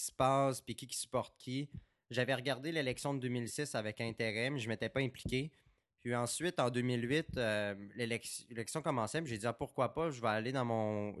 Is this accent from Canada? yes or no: yes; Saguenay, Quebec, Canada; also born or lived in Baie-Comeau; je suis né à Québec, j'ai grandi au Saguenay puis à Bécomo